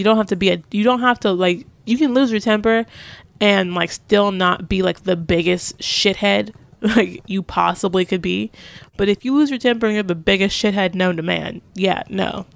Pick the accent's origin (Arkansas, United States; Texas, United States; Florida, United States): Texas, United States; I'm from the South, I'm from Texas